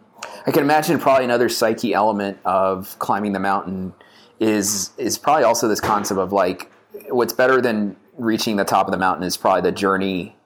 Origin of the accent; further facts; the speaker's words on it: New York City, New York, United States; I grew up in Brooklyn.